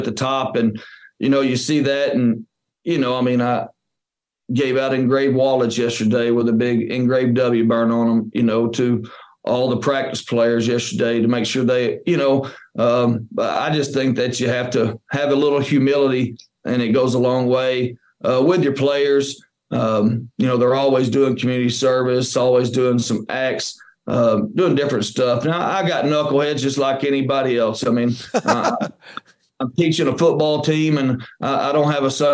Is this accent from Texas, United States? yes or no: yes; Winnsboro, Texas, United States; it's just such a blessing to be back in my hometown, you know, coaching my buddies' kids